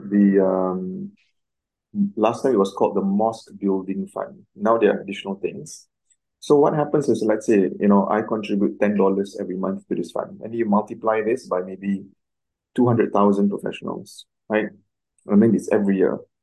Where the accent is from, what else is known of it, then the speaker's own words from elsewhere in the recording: Singapore; also born or lived in Cairo, Egypt; I'm Singaporean, born in Singapore, raised in Singapore.